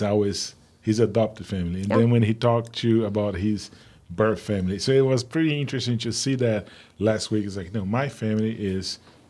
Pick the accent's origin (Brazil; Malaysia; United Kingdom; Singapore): Brazil; moved away; I'm originally from Brazil.